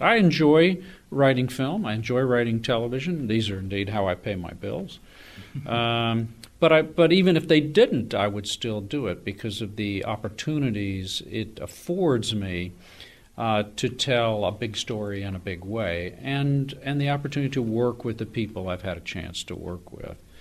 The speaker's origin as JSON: {"language": "English", "town": "Austin", "region": "Texas", "country": "United States", "tie": "born or raised there", "also_born_or_lived": "North Carolina", "said": "I am a Tar Heel by birth, uh, but a Texan by adoption. I grew up in Austin"}